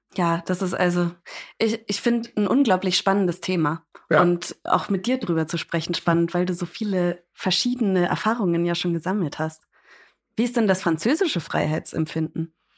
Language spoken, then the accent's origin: German; United States; ich bin Amerikanerin